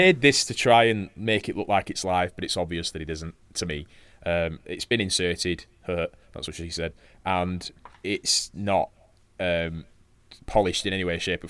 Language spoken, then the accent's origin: English; United Kingdom; we're just British.